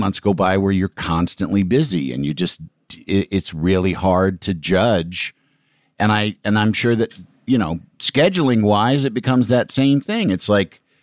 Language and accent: English; Midwest, United States; moved away; also born or lived in New York City; someone like me who grew up in the Midwest